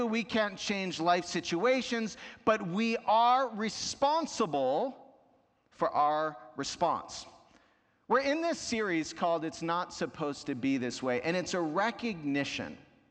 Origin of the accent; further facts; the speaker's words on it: New York, United States; born there; I was born in New York, and though I didn't live there my whole life, there's something about traffic and driving that brings out my inner New Yorker.